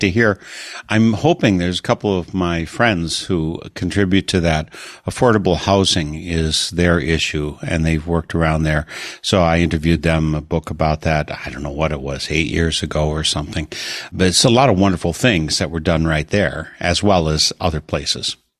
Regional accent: Wisconsin, United States; I'm from Wisconsin

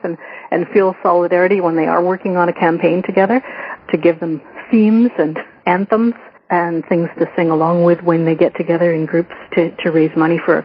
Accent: Ontario, Canada; I grew up in Ontario

